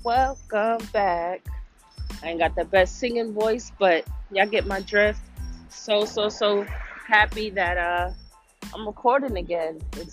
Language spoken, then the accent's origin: English; New York City, New York, United States; My city, my hometown, New York City. Thank y'all.